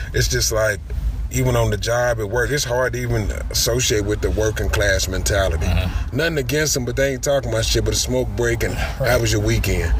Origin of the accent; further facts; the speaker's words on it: Louisville, Kentucky, United States; I'm from Louisville, Kentucky